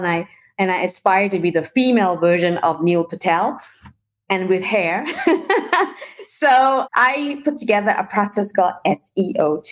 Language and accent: English; Malaysia; moved away as an adult; also born or lived in New Zealand / Paris / London / Shanghai; I actually was born and raised in Malaysia and did my international marketing and management degree in New Zealand